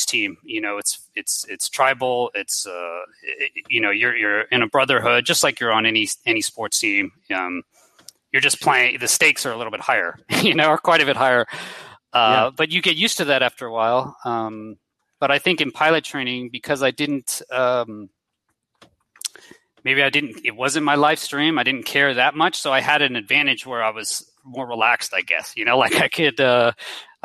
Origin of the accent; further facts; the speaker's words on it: Houston, Texas, United States; moved away as an adult; I grew up in Houston, Texas